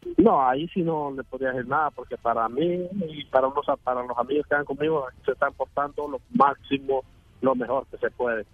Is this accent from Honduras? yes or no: yes; Ocotepeque, Honduras; moved away as an adult; de Honduras, eh, de Ocotepeque